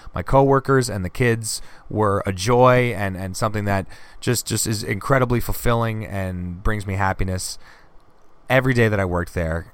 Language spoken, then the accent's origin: English; Boston, Massachusetts, United States; I am born and raised in Boston